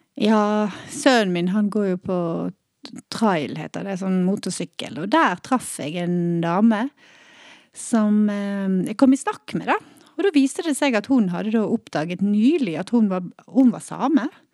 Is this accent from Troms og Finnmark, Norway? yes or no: yes; Kautokeino, Troms og Finnmark, Norway; now in Bergen, Norway; Jeg er født i Bergen, men da jeg var fire, så flyttet vi til Kautokeino. Der er min mor fra